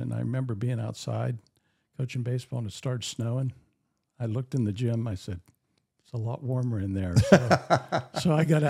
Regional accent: Pittsburgh, Pennsylvania, United States; Yeah, I grew up outside of Pittsburgh, and I wanted to get back to Pennsylvania.

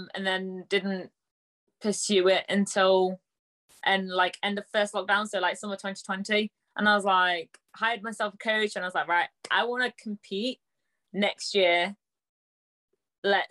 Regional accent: Nottingham, East Midlands, United Kingdom; from Nottingham.

